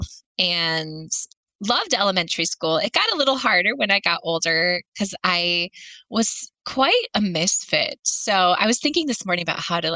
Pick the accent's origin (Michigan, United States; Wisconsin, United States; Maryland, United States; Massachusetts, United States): Michigan, United States; Flint; So I grew up just outside of Flint, Michigan, and I was the middle child of three.